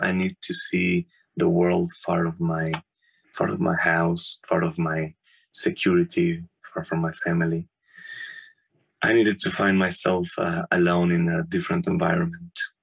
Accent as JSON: {"language": "English", "town": "Morelia", "region": "Michoacán", "country": "Mexico", "tie": "born or raised there", "moved": "as an adult", "lives_now": "Germany", "said": "I born in Mexico in Morelia. Morelia is the capital city of the state of Michoacan, which is in the very middle of Mexico"}